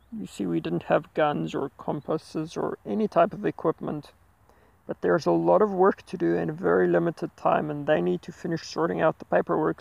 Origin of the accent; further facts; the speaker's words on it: Heidelberg, Gauteng, South Africa; Driven back to my hometown, Heidelberg